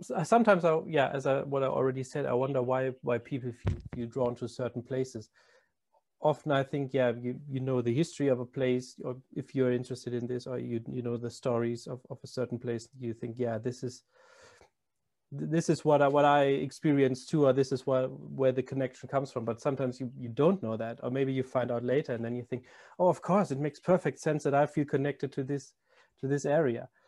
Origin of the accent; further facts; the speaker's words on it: Germany; moved away; I'm not a born born Londoner too. I'm I'm from Germany